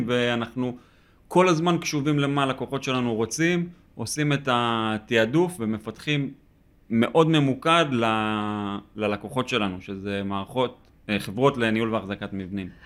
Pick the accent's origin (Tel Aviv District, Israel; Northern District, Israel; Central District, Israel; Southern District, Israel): Northern District, Israel; moved away; אנחנו במקור מהצפון, מיישוב קהילתי